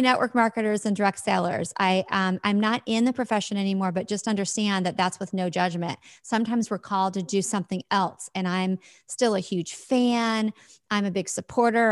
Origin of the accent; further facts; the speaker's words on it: Midwest, United States; I live in the Midwest in the U S, and I have my whole life.